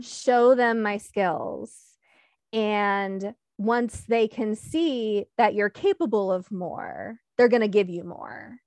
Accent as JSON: {"language": "English", "town": "Michigan City", "region": "Indiana", "country": "United States", "tie": "born or raised there", "also_born_or_lived": "Sterling, Illinois / Pittsburgh, Pennsylvania / Detroit, Michigan", "moved": "as an adult", "lives_now": "Milwaukee, United States", "said": "seventh grade, we moved to what I consider my hometown, Michigan City, Indiana"}